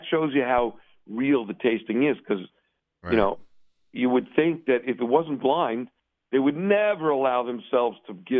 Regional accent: New York City, New York, United States; When I tell people, like, I'm from Williamsburg, they go, you don't look Hasidish.

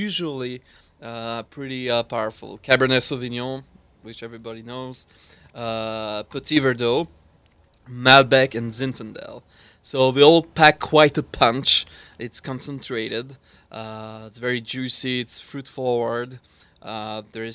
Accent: French part of Switzerland, Romandy, Switzerland; accent: Swiss French mixed with Israeli; English is a second language; moved away as an adult; also born or lived in Israel; I have the French accent, but from the French part of Switzerland, not from France. And it's mixed in with my 16 years in Israel.

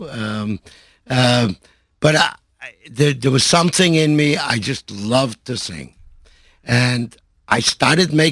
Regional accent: Montreal, Quebec, Canada; I grew up in Montreal.

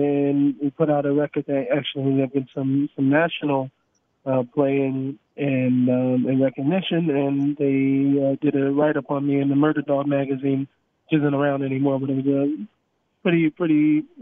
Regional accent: Seattle, Washington, United States; I grew up in Seattle, Washington

